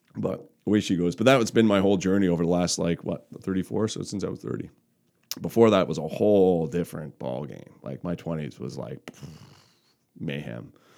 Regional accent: Cape Breton, Margaree Valley, Nova Scotia, Canada; I grew up in Cape Breton. So, um, I grew up in Marguerite Valley.

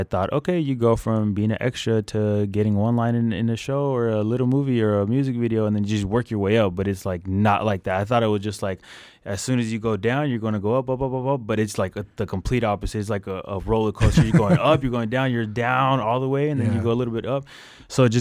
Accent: Victorville, California, United States; also born or lived in Norwalk, California; I'm originally from Norwalk, California. But when I was 10, we moved to Victorville, which is about an hour and a half away from

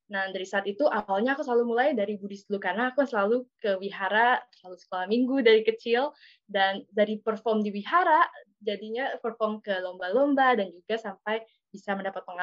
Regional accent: Jakarta, Indonesia; Aku di Jakarta, lahir di Jakarta dan tinggal di Jakarta.

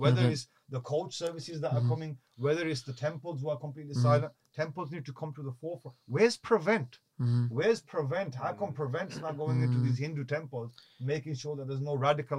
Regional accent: United Kingdom; We as a British Kashmiri, the largest Kashmiri community outside of Kashmir is here.

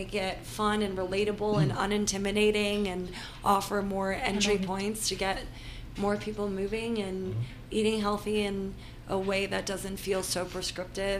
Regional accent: New York City, New York, United States; I'm from New York, New York City, New York proper

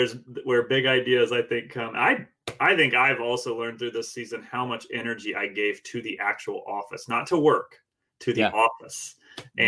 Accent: Indiana, United States; We're from Indiana

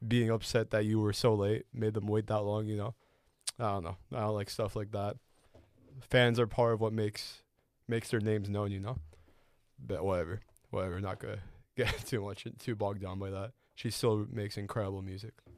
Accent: Chicago, Illinois, United States; moved away; I used to live in that type of weather. I'm from Chicago

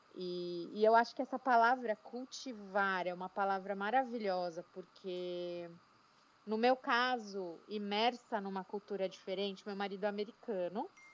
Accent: São Paulo, Brazil; moved away as an adult; now in Atlanta, United States; Eu sou paulistana da Gema, com muito orgulho, de Pinheiros, em São Paulo.

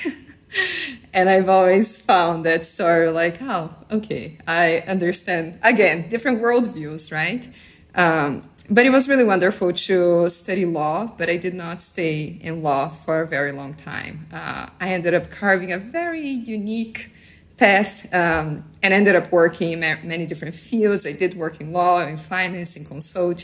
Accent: Brazil; I was born in Brazil. I'm half Brazilian, half Japanese

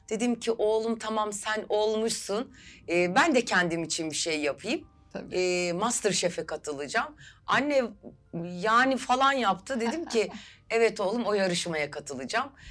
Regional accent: Istanbul, Turkey; 1979 İstanbul doğumluyum.

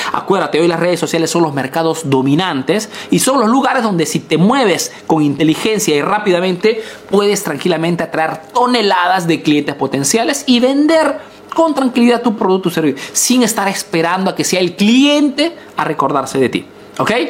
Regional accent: Peru; now in Italy

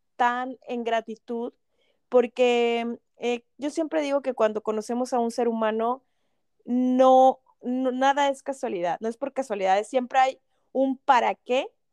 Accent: Monterrey, Nuevo León, Mexico; los que somos de Monterrey

